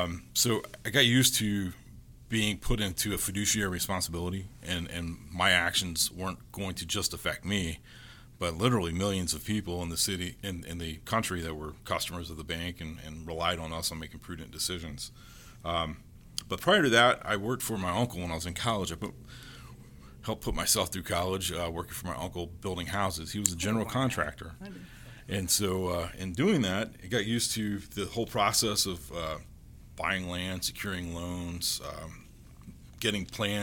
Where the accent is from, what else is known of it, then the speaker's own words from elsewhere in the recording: Fayetteville, North Carolina, United States; also born or lived in Fort Campbell, Kentucky; I grew up as an Army brat. I was born in Fort Campbell, Kentucky, and I grew up in Fort Bragg, which is Fayetteville, North Carolina.